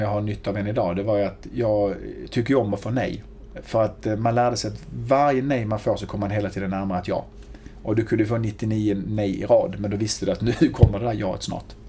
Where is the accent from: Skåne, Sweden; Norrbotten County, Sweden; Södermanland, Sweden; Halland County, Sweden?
Skåne, Sweden; Hjärup; accent: riksskånska; also born or lived in Malmö / Lund; växte upp i Hjärup, mm. ett eh, litet ställe mellan Malmö och Lund